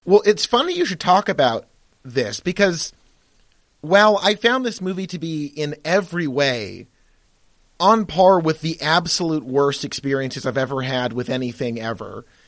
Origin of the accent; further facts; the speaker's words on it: United States; I am American by virtue of, you know, my birth, where I live, where I pay taxes.